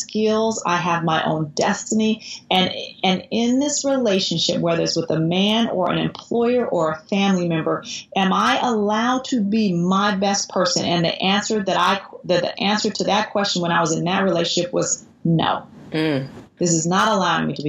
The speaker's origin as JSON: {"language": "English", "town": "Oakland", "region": "California", "country": "United States", "tie": "born or raised there", "said": "I grew up with in Oakland"}